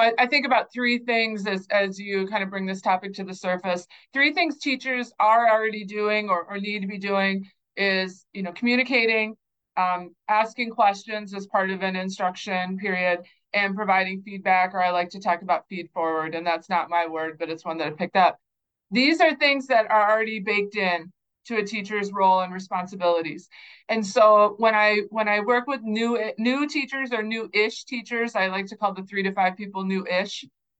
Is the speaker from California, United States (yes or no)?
no; North Dakota, United States; born there; also born or lived in Kansas / New Mexico; I grew up in a lot of different communities. We moved a lot. I was born in North Dakota. I lived in Kansas. I lived in New Mexico. We came back up to South Dakota.